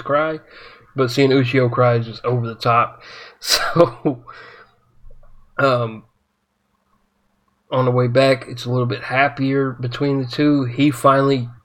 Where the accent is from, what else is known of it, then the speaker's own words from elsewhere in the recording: United States; as an American